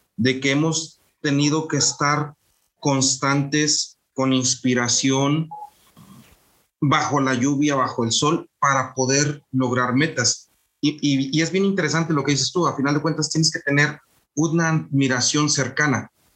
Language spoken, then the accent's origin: Spanish; Mexico; moved away; somos mexicanos haciendo negocios en Europa